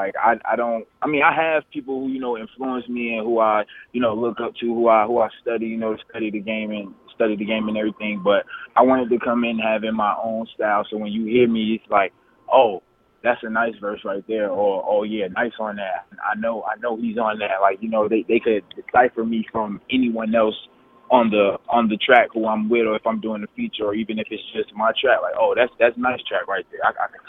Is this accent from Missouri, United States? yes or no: no; Newark, New Jersey, United States; now in High Point, United States; I moved to High Point. I moved to High Point, North Carolina in 2005. So that's where I currently live.